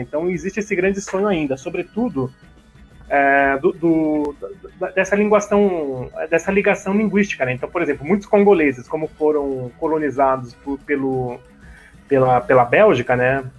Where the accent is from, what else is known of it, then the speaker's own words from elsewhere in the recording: Brazil; nós afro-brasileiros, não sabemos de onde nós viemos